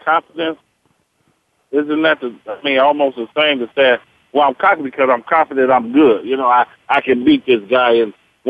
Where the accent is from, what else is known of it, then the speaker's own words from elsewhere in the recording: Wyoming, United States; I came from Wyoming, and you know, Reggie, we thought we was it.